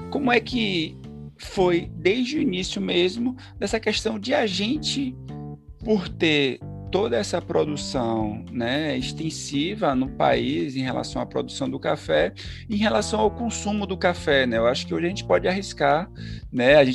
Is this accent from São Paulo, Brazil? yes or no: no; Ilhéus, Bahia, Brazil; E eu sou de Ilhéus, do sul da Bahia, é, cidade que é conhecida né, pelos belos e grandes belas e grandes obras de Jorge Amado, né, pela produção do cacau.